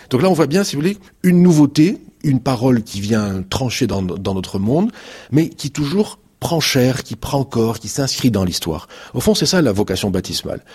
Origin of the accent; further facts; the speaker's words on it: Marseille, Provence-Alpes-Côte d'Azur, France; Je suis marseillais